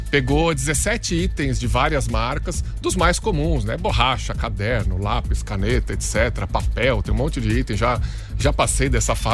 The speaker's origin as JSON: {"language": "Portuguese", "town": "Porto Alegre", "region": "Rio Grande do Sul", "country": "Brazil", "said": "Eu sou de Porto Alegre"}